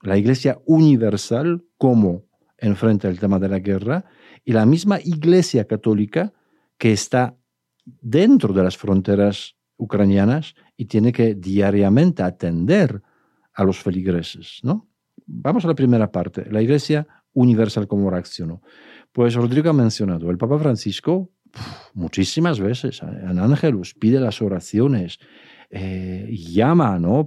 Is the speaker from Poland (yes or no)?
yes; Poland; now in Guadalajara, Mexico; yo, como polaco